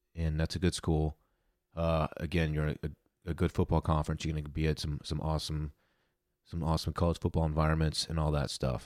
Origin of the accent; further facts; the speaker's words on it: Texas, United States; I'm from Texas